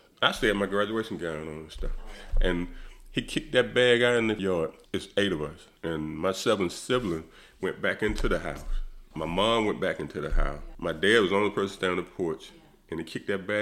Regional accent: Greenwood, South Carolina, United States; growing up in Greenwood in the 60s, the 70s, you saw a lot of racism

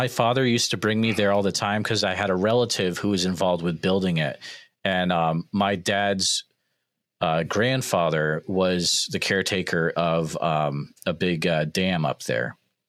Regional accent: Franklin County, Massachusetts, United States; I grew up in Franklin County in Massachusetts

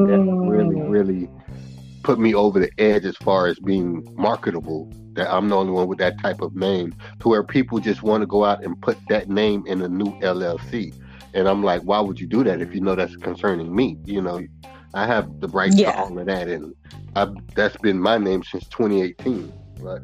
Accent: Naples, Florida, United States; also born or lived in Immokalee, Florida; Originally, I was born in Naples, Florida, N-A-P-L-E-S, Naples, Florida. It's a rich community. We had our little you know, section of just

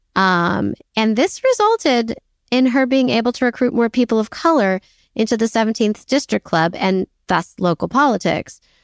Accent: New York City, New York, United States; I'm a New Yorker

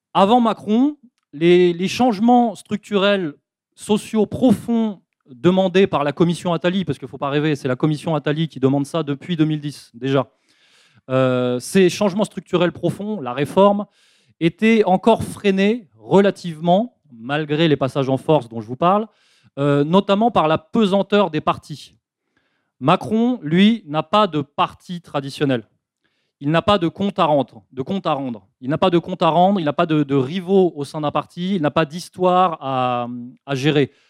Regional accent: France; en tant que Français résistants

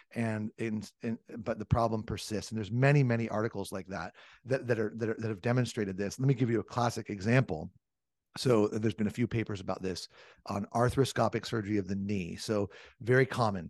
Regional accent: Southern California, United States; I grew up in Southern California, and I'm an old surfer and skateboarder

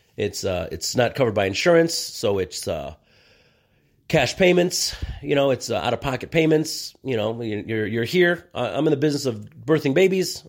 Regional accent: United States; I am an American of Mexican descent

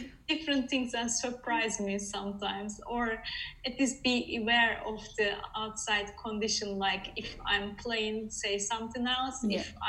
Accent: Netherlands; moved away as an adult; now in Sweden; Currently I'm in Sweden, but I'm from the Netherlands.

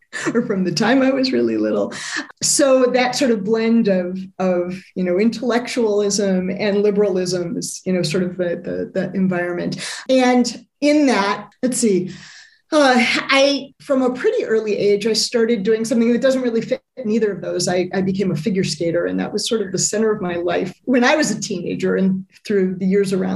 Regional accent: Chicago, Illinois, United States; I grew up in the Midwest, largely in the Chicago area

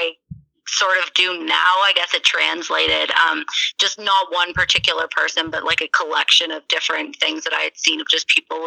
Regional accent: Mansfield, Ontario, Canada; also born or lived in Newmarket, Ontario / Barrie, Ontario; I was born in Newmarket, raised in Barrie for a few years until about grade two. And then I moved to Mansfield, it's called. It's very small, kind of little town next to a ski hill in the country, in Ontario as well. But then I stayed there all through high school

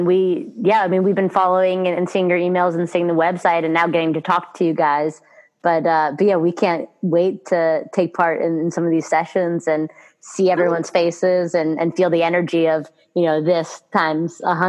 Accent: New York, United States; I'm a New Yorker as well, and this has been some of the hardest couple months, and like makes you rethink cities.

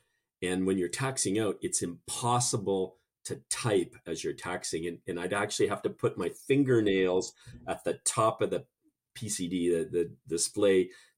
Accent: Canada; accent: half Canadian; It must be my half Canadian accent.

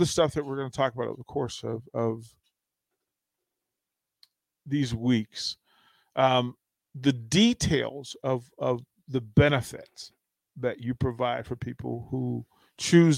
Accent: Washington, District of Columbia, United States; moved away as an adult; also born or lived in Charlotte; I'm born and bred in Washington, D.C.

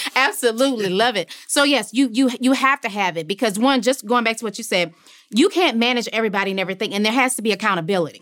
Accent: Louisiana, United States; also born or lived in New Orleans; as you said, I'm from Louisiana. So at the time of Hurricane Katrina, I was living in New Orleans.

